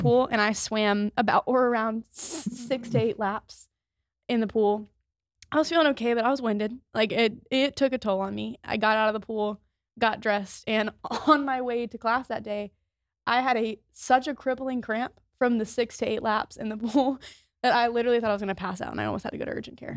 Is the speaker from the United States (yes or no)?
yes; Maryland, United States; moved away as an adult; I'm from Maryland, so I was six hours away from home